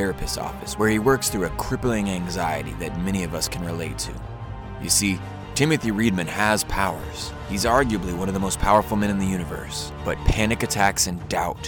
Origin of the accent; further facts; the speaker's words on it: Pasadena, California, United States; I grew up in Pasadena